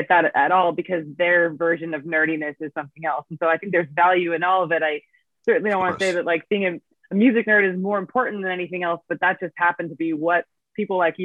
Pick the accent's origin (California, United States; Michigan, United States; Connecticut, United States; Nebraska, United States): California, United States; Davis; I went to the record store in my hometown, which is still there. It's called Armadillo Music in Davis, California.